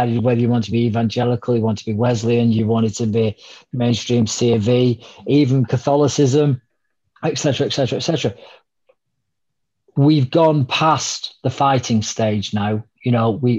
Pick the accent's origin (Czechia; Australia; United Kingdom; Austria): United Kingdom; we're British